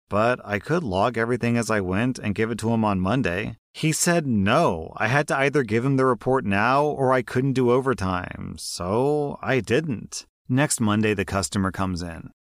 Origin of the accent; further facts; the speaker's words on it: United States; as an American